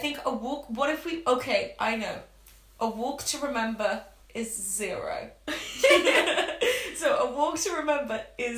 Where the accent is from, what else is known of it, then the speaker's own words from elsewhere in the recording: Italy; moved away; I was a child growing up in Italy.